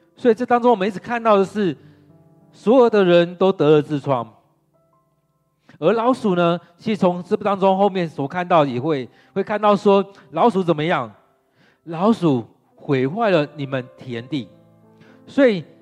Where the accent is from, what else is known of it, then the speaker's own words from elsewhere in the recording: Taiwan; 我们的台湾人